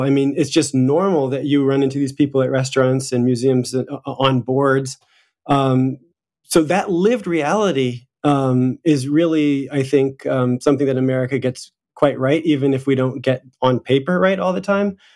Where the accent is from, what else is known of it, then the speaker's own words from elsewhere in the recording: United States; moved away as an adult; now in Paris, France; my primary identity, uh, here in France, no matter what people think of my physical characteristics, is that I'm American